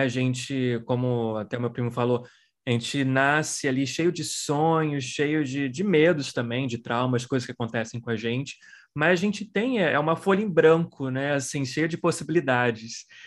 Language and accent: Portuguese; Brazil; moved away as an adult; now in United States; Eu sou brasileiro, mas vivo nos Estados Unidos há 19 anos